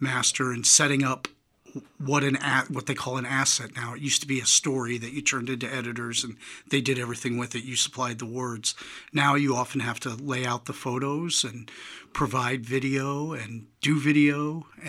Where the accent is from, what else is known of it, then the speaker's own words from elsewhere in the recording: New York, United States; moved away; I grew up in New York, and my mom was an avid reader